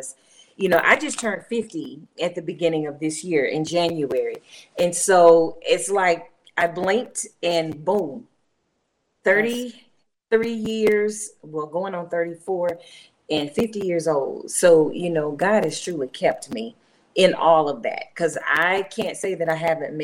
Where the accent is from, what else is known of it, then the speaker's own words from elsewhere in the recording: Asheville, North Carolina, United States; also born or lived in Raleigh-Durham, North Carolina; I am an Asheville native